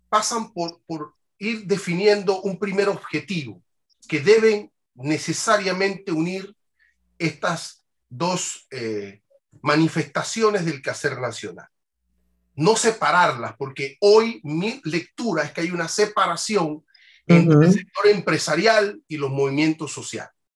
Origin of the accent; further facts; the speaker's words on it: Panama; no tengo legitimidad como panameño para participar en la toma de decisiones